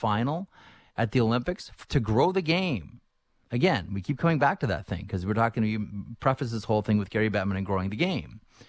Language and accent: English; Canada